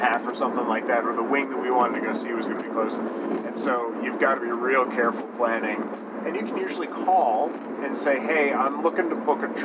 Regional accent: Midwest, United States; We're from the Midwest

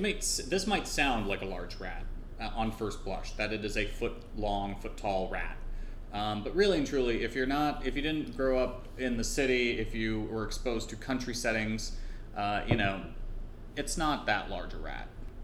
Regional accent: New York, United States; also born or lived in Trinidad; New York's unique ecosystem where I grew up.

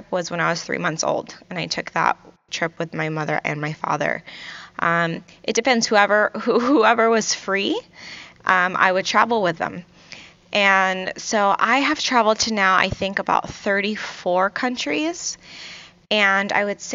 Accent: Virginia Beach, Virginia, United States; also born or lived in Kuwait; I grew up in Virginia Beach, Virginia, and originally I'm from Kuwait

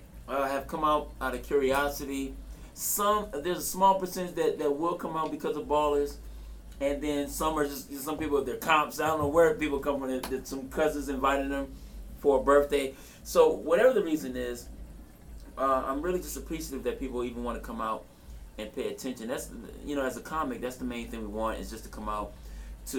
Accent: Los Angeles, California, United States; I'm from South Central

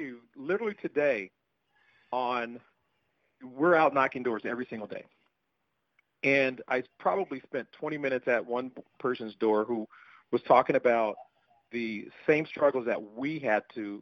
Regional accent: Des Moines, Iowa, United States; I did grow up on the east side of Des Moines

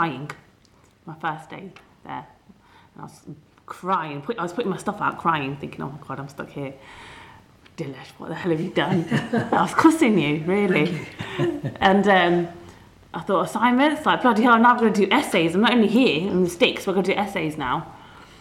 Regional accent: Leicester, East Midlands, United Kingdom; I was away from Leicester

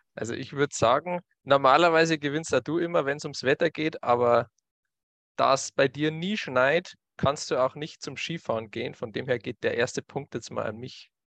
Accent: Bavaria, Germany; bei uns in Bayern

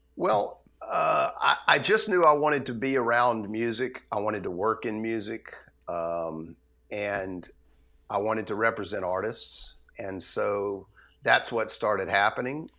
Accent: Atlanta, Georgia, United States; I grew up in Atlanta

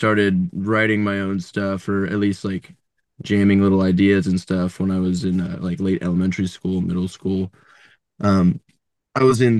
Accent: Columbus, Ohio, United States; now in Nashville, United States; I grew up in Columbus, Ohio.

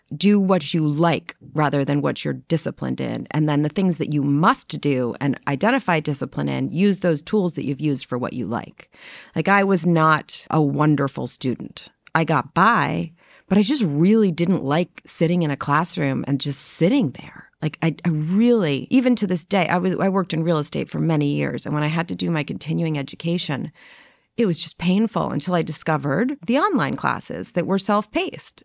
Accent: New York City, New York, United States; moved away; growing up in New York City, we had a lot of mice

